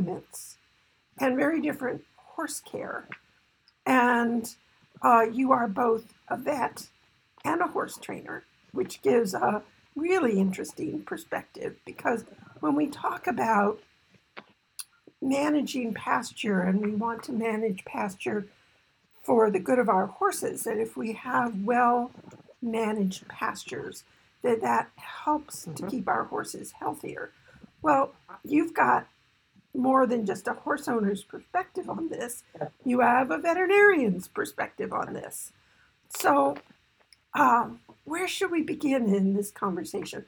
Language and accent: English; East Coast, United States; growing up on the East Coast